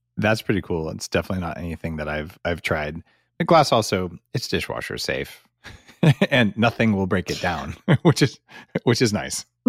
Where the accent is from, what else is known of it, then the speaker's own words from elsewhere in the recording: United States; moved away as an adult; now in Canada; I'm an American living in Canada for ten years